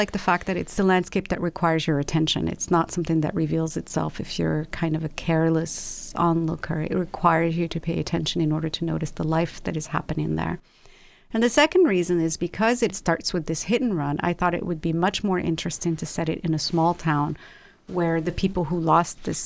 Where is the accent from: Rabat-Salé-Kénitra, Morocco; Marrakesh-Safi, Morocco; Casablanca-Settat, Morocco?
Rabat-Salé-Kénitra, Morocco; Rabat; also born or lived in London; now in Los Angeles, United States; I was born and raised in Rabat, which is the capital of Morocco.